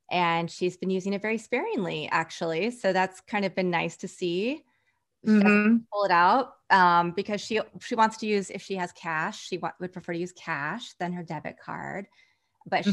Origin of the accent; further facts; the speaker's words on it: Kansas, United States; We're both from Kansas.